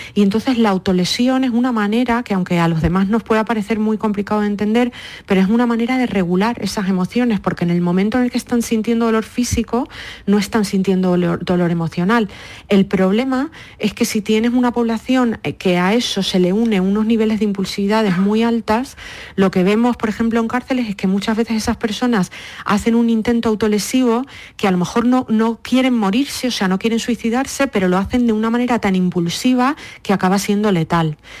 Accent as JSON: {"language": "Spanish", "area": "Lanzarote", "region": "Canary Islands", "country": "Spain", "tie": "born or raised there", "also_born_or_lived": "Madrid / New York", "moved": "as an adult", "lives_now": "United States", "said": "Yo pues nací, mm, eh, me crié en Lanzarote"}